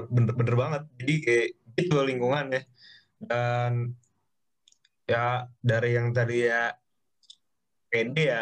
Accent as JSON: {"language": "Indonesian", "region": "Jakarta", "country": "Indonesia", "said": "lah SMA di Jakarta uh, eh, Kanisius yeah. cukup pede waktu masuk uh, kuliah hari-hari pertama kayak ya lah gue dari Jakarta sekolah gue cukup ini ya bisa lah survive di sini gitu"}